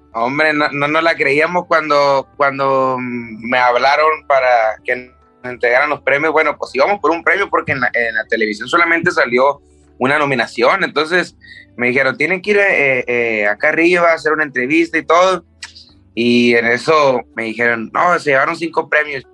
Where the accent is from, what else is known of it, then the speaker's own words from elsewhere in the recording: Tijuana, Baja California, Mexico; also born or lived in Culiacán, Sinaloa; yo me siento de Tijuana porque me crié en Tijuana